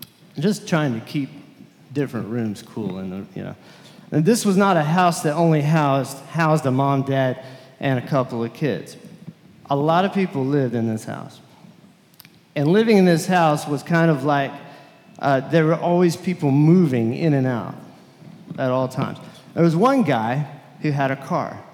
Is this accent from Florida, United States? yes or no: no; Lubbock, Texas, United States; I was from Lubbock, Texas, and very different from this area